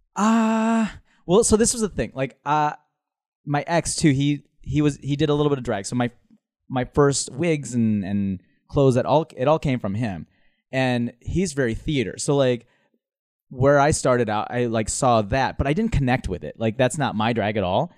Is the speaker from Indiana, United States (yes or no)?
no; Minnesota, United States; moved away as an adult; also born or lived in Manila, Philippines / Dubai, United Arab Emirates / Honduras / Chicago; now in New York, United States; Then Minnesota, that's where I, my formative years